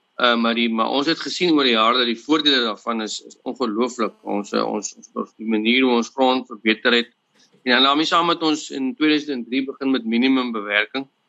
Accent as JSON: {"language": "Afrikaans", "region": "Western Cape", "country": "South Africa", "tie": "born or raised there", "said": "ek is gebore op uh, wel in in hierdie area waar in ons boer in 'n hospitaal of ding naby. En ek het grootgeword op op 'n familieplaas"}